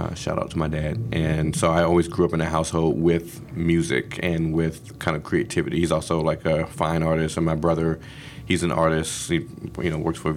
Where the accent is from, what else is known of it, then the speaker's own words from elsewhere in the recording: Washington, District of Columbia, United States; moved away as an adult; now in Philadelphia, United States; I was born and raised in Washington, D.C., Southeast D.C., and went to all D.C. public schools, K through 12